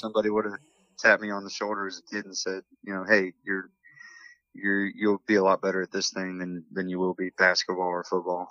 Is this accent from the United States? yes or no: yes; Morgantown, West Virginia, United States; I'm from Morgantown, West Virginia, born and raised